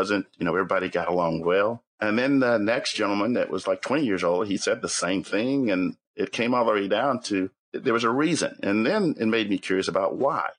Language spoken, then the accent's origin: English; Marietta, Georgia, United States; also born or lived in Smyrna, Georgia; now in Roswell, United States; I grew up in Marietta. My dad was in the Air Force. We moved to Marietta from Smyrna, Georgia